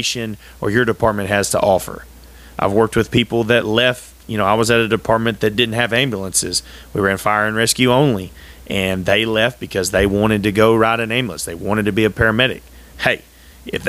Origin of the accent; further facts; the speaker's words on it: United States; being an American was always 100% very important to me